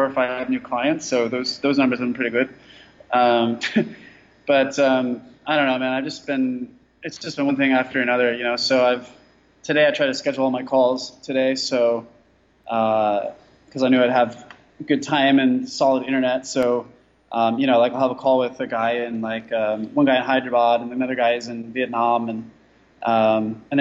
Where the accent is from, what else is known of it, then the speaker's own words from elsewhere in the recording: California, United States; moved away as an adult; I'm originally from California, but I've been a nomad